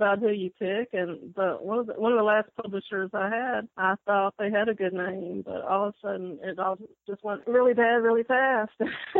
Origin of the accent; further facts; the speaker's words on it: Tennessee, United States; I was born in Tennessee, and I'm still here.